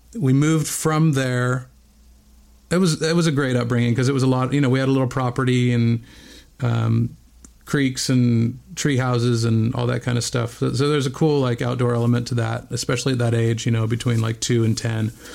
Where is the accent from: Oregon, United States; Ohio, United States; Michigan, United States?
Oregon, United States; Bend; moved away; also born or lived in Whittier, California; I was born in Southern California, in Whittier, California, but only lived there for okay. about a year before we moved to Bend, Oregon.